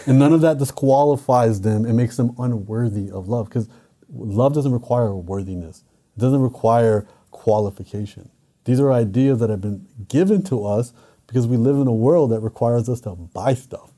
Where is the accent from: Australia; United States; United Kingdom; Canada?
Canada; I'm Canadian